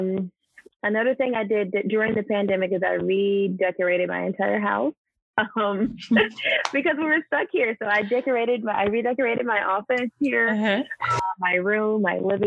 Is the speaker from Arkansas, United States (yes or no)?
no; Georgia, United States; I'm from here. I'm from Georgia.